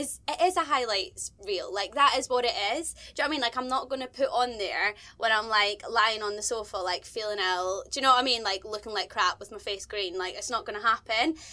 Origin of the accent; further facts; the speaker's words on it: Scotland, United Kingdom; I am a Scottish presenter